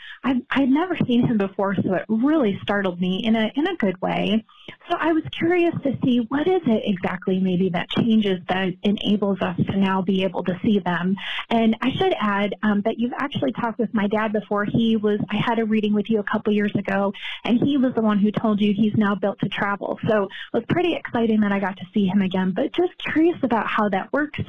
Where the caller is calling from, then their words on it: Texas, United States; Hi, Allison. … I'm calling from Texas.